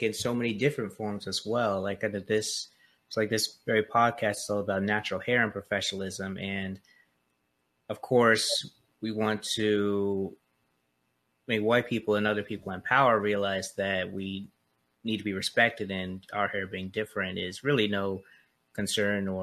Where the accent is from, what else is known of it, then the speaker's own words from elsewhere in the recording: Charleston, South Carolina, United States; moved away; I'm really glad I grew up in Charleston